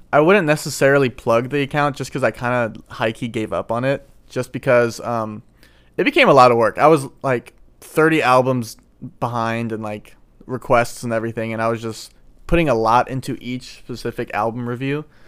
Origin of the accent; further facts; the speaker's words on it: St. Louis, Missouri, United States; I'm from Saint Louis.